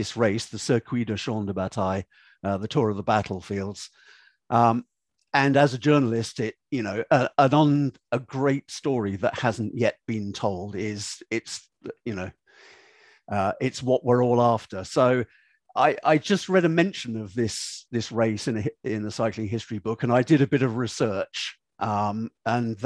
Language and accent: English; United Kingdom; being British